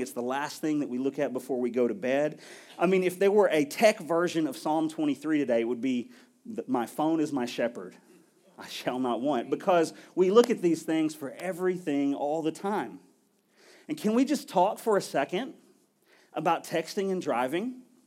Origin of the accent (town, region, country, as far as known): United States